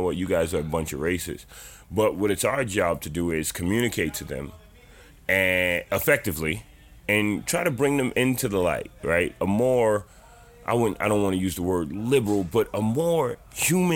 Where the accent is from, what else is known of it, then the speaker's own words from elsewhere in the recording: New York City, New York, United States; we grew up in the South Bronx